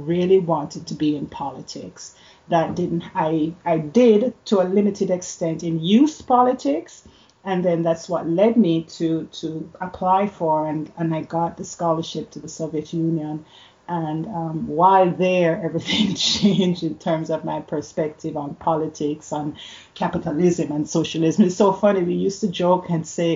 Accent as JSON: {"language": "English", "country": "Jamaica", "tie": "born or raised there", "moved": "yes", "lives_now": "Canada", "said": "I grew up in Jamaica"}